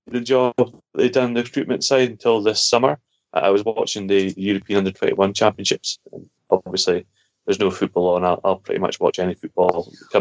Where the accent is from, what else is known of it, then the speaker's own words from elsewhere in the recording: Scotland, United Kingdom; being Scottish